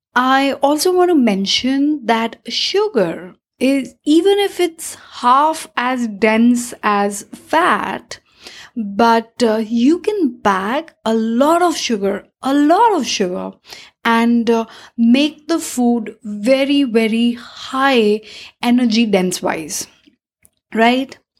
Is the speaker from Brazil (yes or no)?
no; India; As an Indian